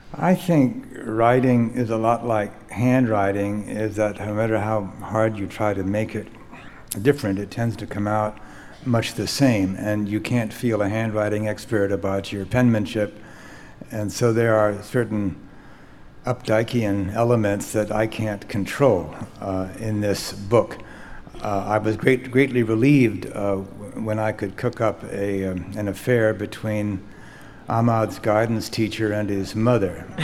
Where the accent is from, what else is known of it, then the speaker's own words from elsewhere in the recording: United States; as an American novelist